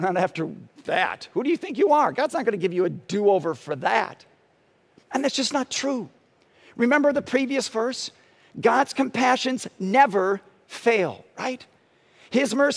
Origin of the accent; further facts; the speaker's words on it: Parma, Ohio, United States; When I was growing up in Parma, I was in elementary school